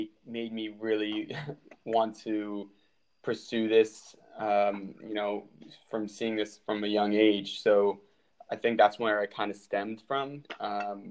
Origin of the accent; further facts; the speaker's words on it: Fairfax, Virginia, United States; moved away as an adult; also born or lived in Buffalo, New York / Sweden; I'm from Fairfax, Virginia. And growing up, I played for a club called Premier AC, which is in Falls Church, Virginia